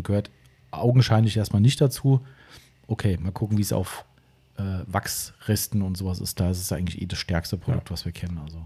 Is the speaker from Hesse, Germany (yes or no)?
yes; Steinfischbach, Hesse, Germany; stand Fischbach hier, mein Heimatort hat 1100 ungefähr